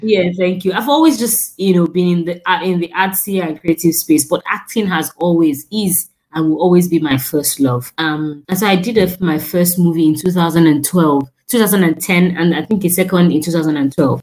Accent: Nigeria; as a Nigerian

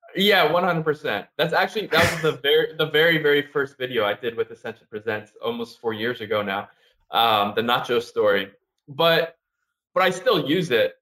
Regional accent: Orange County, California, United States; moved away as an adult; also born or lived in New York; now in Harlem, New York, United States; I'm originally from Southern California, so Orange County, California

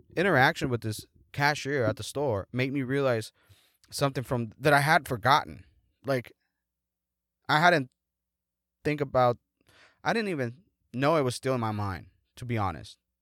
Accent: Mexico; moved away; in my hometown

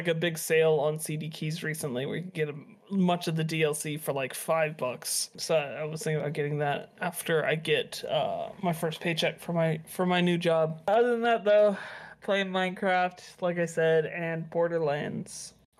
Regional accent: Nebraska, United States; also born or lived in Oklahoma; I'm from Nebraska.

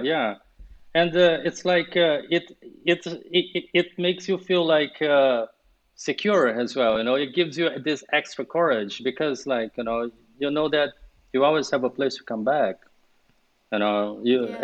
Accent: Brazil; English is a second language; moved away as an adult; also born or lived in London, United Kingdom / Sweden; I was born and raised in Brazil.

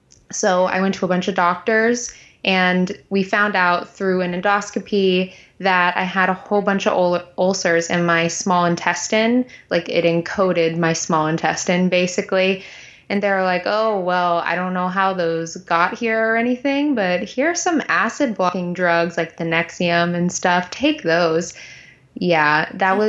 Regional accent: Texas, United States; I'm from Texas.

